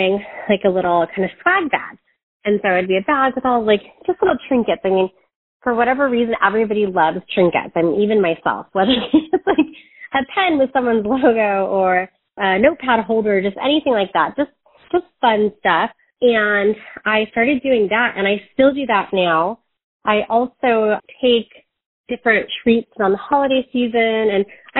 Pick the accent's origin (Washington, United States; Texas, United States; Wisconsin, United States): Washington, United States; Medina; moved away as an adult; also born or lived in Southern California / San Diego, California; now in California, United States; we moved up to Washington, and I grew up in Medina, Washington.